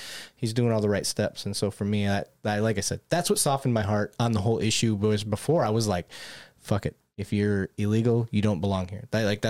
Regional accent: Michigan, United States; event, because I grew up in Michigan. I didn't see that. That wasn't yeah. a thing. That's not normal for me.

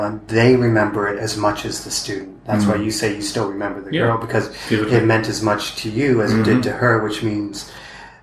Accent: 2 hours from London, Ontario, Canada; moved away as an adult; now in Cambodia; London, Ontario, which is like 2 hours from my hometown.

